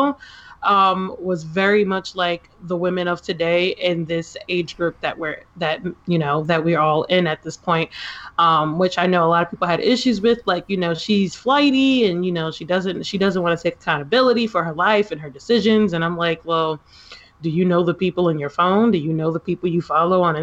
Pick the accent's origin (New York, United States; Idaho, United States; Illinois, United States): New York, United States; New York City; I'm from Manhattan